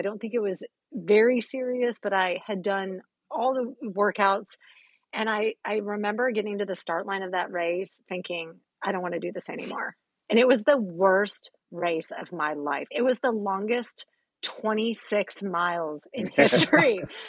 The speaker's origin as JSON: {"language": "English", "region": "Michigan", "country": "United States", "moved": "as an adult", "lives_now": "Jacksonville, United States", "said": "I live in Jacksonville, Florida. I'm originally from Michigan."}